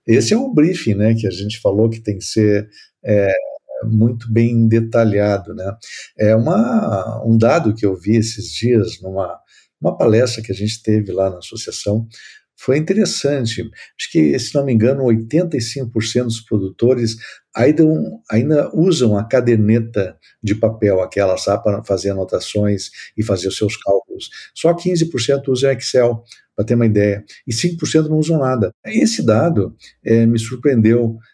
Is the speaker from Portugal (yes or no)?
no; the South, southern Brazil, Brazil; eu sou aqui do Sul